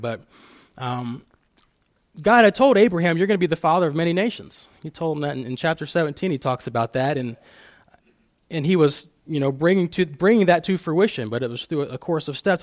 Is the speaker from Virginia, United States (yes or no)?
no; Fostoria, Ohio, United States; growing up in Fostoria, small town, and everybody knows everybody